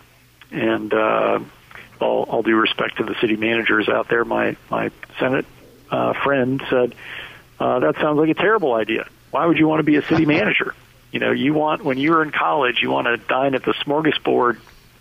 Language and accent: English; Minnesota, United States; moved away as an adult; now in Washington, United States; I was born and raised in Minnesota